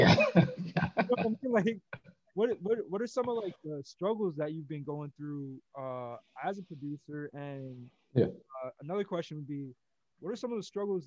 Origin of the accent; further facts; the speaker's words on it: New Jersey, United States; now in Los Angeles, United States; I'm from New Jersey